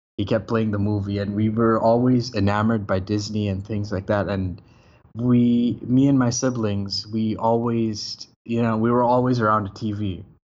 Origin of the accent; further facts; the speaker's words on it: Bangladesh; moved away as an adult; now in Malaysia; I'm living in Malaysia, but I'm actually from Bangladesh, but I'm half Somali, half Bengali